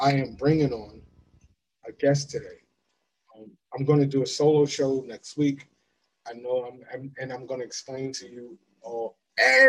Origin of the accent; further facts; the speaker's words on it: Florida, United States; I grew up in Florida.